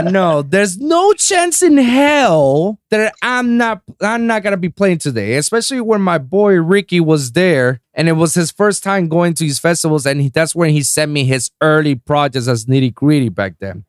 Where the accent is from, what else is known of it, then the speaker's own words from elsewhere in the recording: Puerto Rico; now in South Florida, United States; my hometown in Puerto Rico